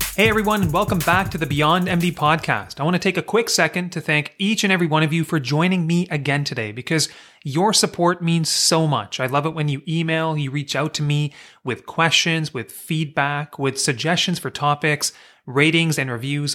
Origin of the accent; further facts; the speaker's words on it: Kingston, Ontario, Canada; moved away as an adult; also born or lived in British Columbia; I'm from Kingston, Ontario, and I went to Queen's University for undergrad.